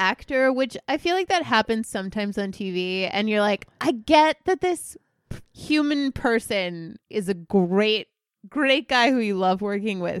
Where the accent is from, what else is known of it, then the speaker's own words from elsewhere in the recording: United States; As an American